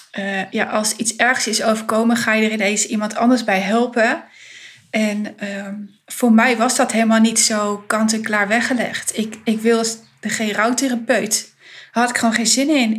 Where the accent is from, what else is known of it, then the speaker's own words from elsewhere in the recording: Winterswijk, Gelderland, Netherlands; Ik kom uit de achterhoek. Ehm, ik ben in Winterswijk geboren.